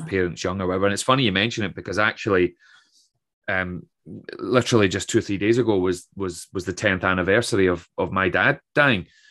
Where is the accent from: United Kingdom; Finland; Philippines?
United Kingdom; Troon, Scotland; also born or lived in Aberdeen; my hometown of Troon